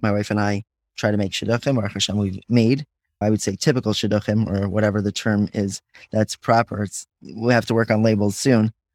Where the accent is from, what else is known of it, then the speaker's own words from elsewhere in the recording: Five Towns, New York, United States; I grew up in the Five Towns